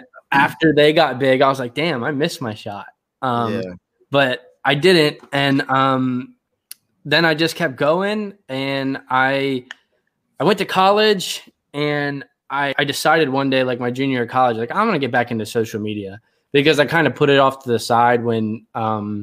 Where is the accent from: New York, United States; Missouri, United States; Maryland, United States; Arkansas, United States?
Maryland, United States; Cecil County; moved away as an adult; now in Texas, United States; I currently live in Texas. I grew up in Maryland